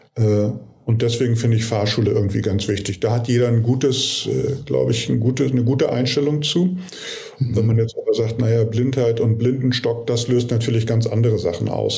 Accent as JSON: {"language": "German", "region": "Hamburg", "country": "Germany", "tie": "born or raised there", "said": "in meiner Heimatstadt, also Hamburg"}